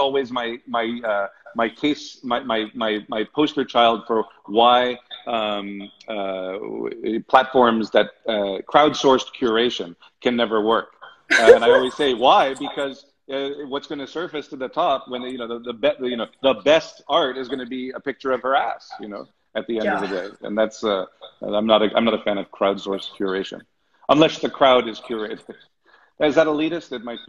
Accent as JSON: {"language": "English", "town": "Hollywood", "region": "California", "country": "United States", "tie": "born or raised there", "said": "I spent a lot of time growing up in Hollywood, and you get the same thing there."}